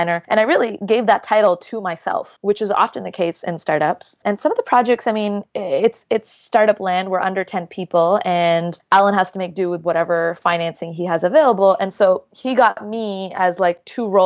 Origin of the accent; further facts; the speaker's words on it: Jeddah, Makkah Province, Saudi Arabia; moved away as an adult; also born or lived in Toronto; So I grew up in the beautiful city of Jeddah in Saudi Arabia, and I moved to Toronto to go to the University of Toronto's engineering program.